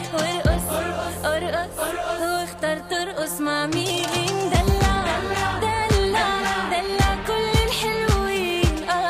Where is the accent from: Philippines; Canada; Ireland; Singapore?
Singapore; now in Melbourne, Australia; No, I mean, I come from Singapore. Like, everything has to be on time, like super OCD.